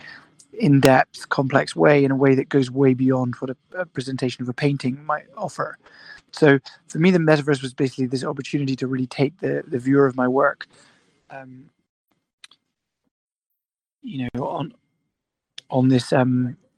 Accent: Scotland, United Kingdom; I was born in Scotland, and I grew up there

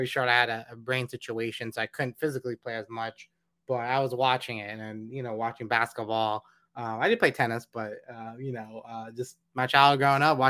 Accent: Los Angeles, California, United States; moved away as an adult; also born or lived in College Station, Texas; growing up in Los Angeles, we're not a football city

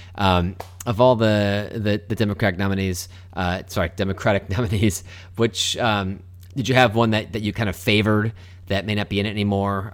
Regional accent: Melbourne, Florida, United States; where we grew up in Melbourne

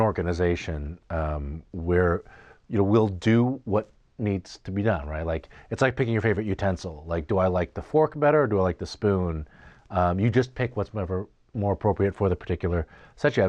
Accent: United States; I say this as an American

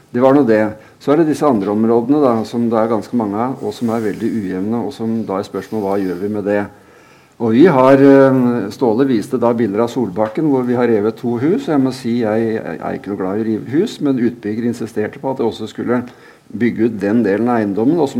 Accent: Drammen, Buskerud, Norway; Jeg har født og oppvokst der. Jeg er født i Øvre Storgate 55 i Tora Trehetens eh, Eh, fødehjem. Jeg vokste opp i, på Skogerveien eh, ved siden av helleristningene

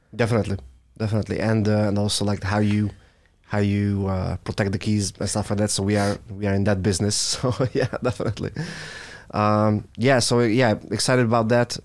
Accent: Hungary; I'm from Hungary

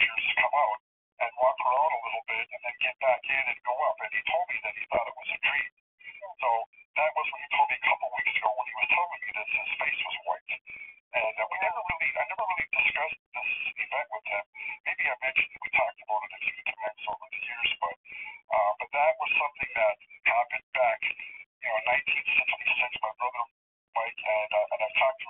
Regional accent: Welland, Ontario, Canada; I grew up in Welland, and the Welland Canal runs between Lake Ontario and Lake Erie

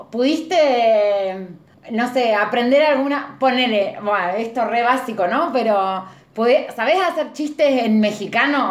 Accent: Argentina; ser argentina

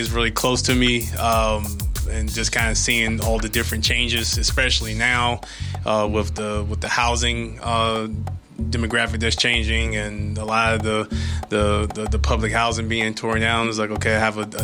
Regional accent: Norfolk, Virginia, United States; I'm born and raised out of Norfolk, went to Booker T, and then decided to stay somewhat local

